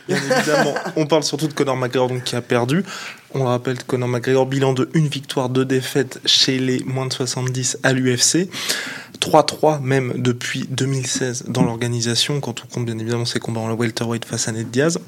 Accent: France; Nous sommes français, nous sommes patriotes

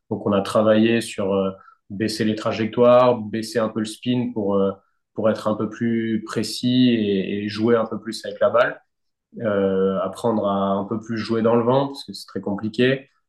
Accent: France; c'est le Graal à, à, gagner en tant que Français.

